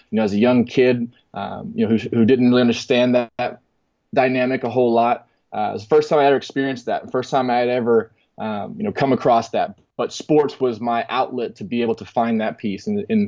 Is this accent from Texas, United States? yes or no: yes; Texas, United States; And man, growing up in Texas, I couldn't imagine a better place to be able to facilitate that, just with the resources, with the passion, with the the intensity. And you know, growing up, and then I moved around a lot